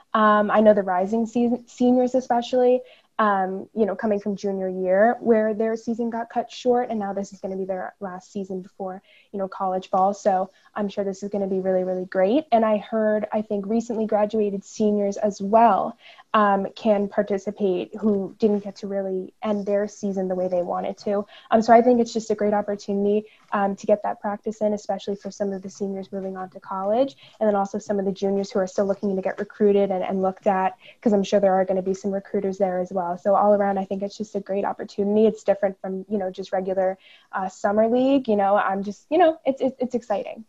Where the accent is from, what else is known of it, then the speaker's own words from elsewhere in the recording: New Jersey, United States; I am from New Jersey. I live down in Monmouth County